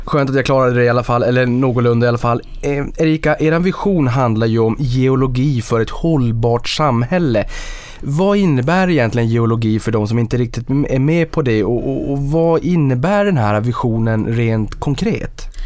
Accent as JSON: {"language": "Swedish", "town": "Boden", "region": "Norrbotten County", "country": "Sweden", "tie": "born or raised there", "said": "Jag kommer från Boden och jag är ju uppfödd med, med de här malmtågen"}